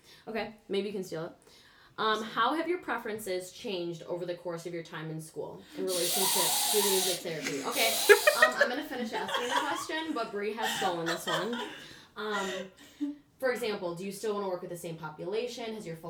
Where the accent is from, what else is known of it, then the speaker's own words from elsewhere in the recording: New Zealand; We're from New Zealand.